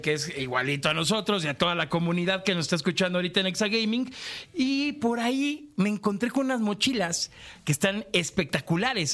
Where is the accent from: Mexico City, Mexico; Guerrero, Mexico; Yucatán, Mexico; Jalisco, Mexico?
Jalisco, Mexico; Guadalajara; yo soy de Guanatos